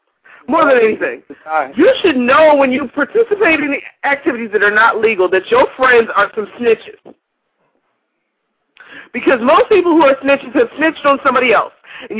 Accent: West Virginia, United States; moved away; Everybody's from Philly except for me. I'm from West Virginia, so obviously. I don't talk like anybody else.

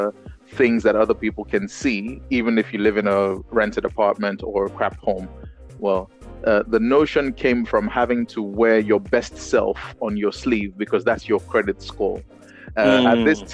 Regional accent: Lagos, Nigeria; Growing up in Nigeria

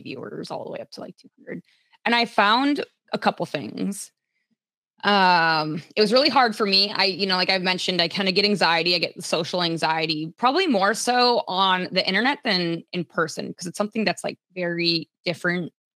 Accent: Minnesota, United States; The summer is usually held in Minnesota, so that's like my hometown

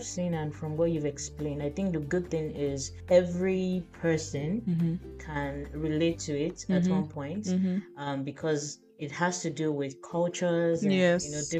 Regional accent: Nigeria; moved away; I've never taken calamari before as a Nigerian

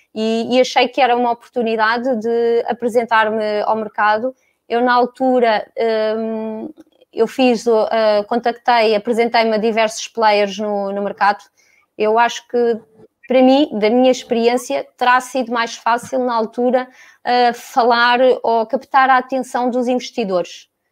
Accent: Lisbon, Portugal; vivi e cresci sempre em Lisboa

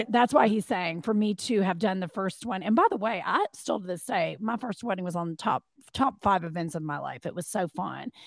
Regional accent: Kentucky, United States; moved away as an adult; also born or lived in Arizona / Los Angeles, California; now in Atlanta, United States; I am from Kentucky, uh, born and raised

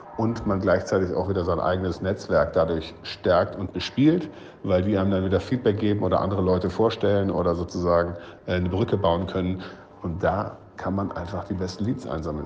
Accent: Cologne, North Rhine-Westphalia, Germany; now in Berlin, Germany; nach Köln in meiner Heimatstadt

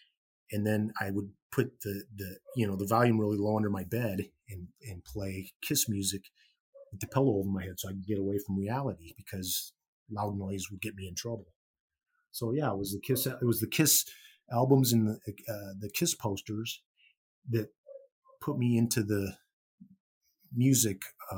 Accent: Gary, Indiana, United States; born there; I was born in Gary, Indiana in 1963.

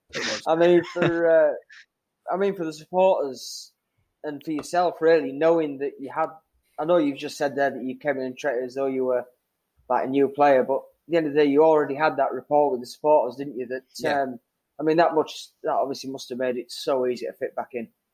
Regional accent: Whitby, Yorkshire and the Humber, United Kingdom; moved away; little little town on the North Yorkshire coast, uh, Whitby

